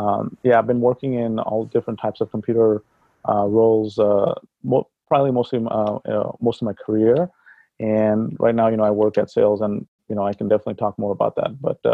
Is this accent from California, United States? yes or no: no; New York, United States; I'm also from New York